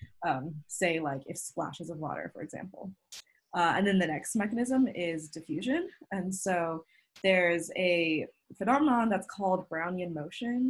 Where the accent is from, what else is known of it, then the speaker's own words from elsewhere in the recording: Utah, United States; I'm from Utah and helping out where my home is